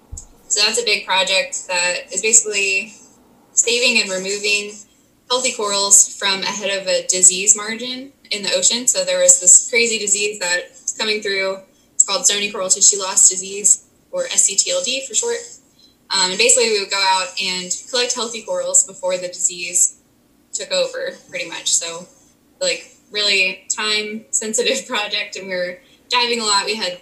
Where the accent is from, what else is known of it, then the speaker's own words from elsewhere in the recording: Virginia, United States; moved away as an adult; also born or lived in St. Thomas; now in Florida Keys, United States; So I grew up in Virginia.